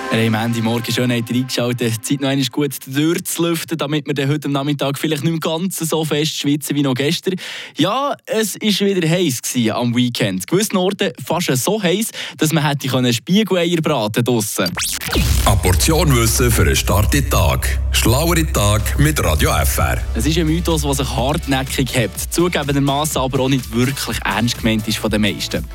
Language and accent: German; Switzerland; hier bei uns in der Schweiz